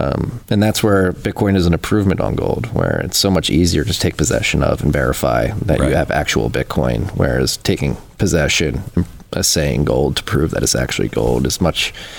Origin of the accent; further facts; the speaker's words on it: Philadelphia, Pennsylvania, United States; I was born in Philadelphia, and I grew up going to Catholic school in Philadelphia as well